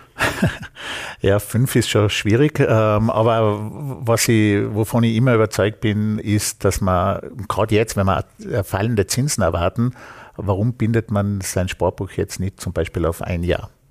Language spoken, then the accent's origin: German; Vorarlberg, Austria; bei uns in Vorarlberg